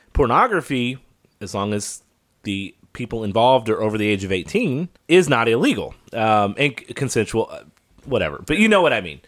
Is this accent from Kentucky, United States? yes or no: yes; Kentucky, United States; moved away; My home state of Kentucky